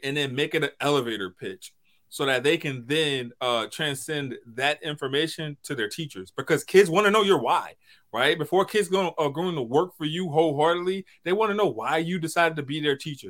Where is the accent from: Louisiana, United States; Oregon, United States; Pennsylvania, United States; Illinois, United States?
Louisiana, United States; St. Tammany Parish; I'm from Saint Tammany Parish